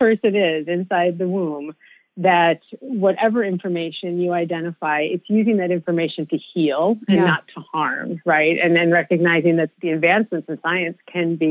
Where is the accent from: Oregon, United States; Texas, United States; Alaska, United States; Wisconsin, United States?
Wisconsin, United States; also born or lived in Boston; came back to my home state of Wisconsin